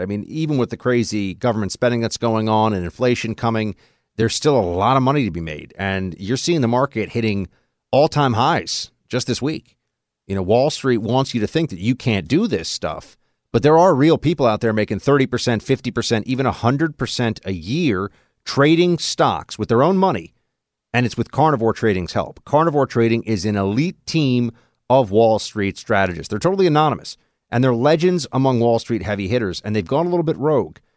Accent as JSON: {"language": "English", "town": "New York City", "region": "New York", "country": "United States", "tie": "born or raised there", "also_born_or_lived": "Nashville", "said": "my hometown at N Y C"}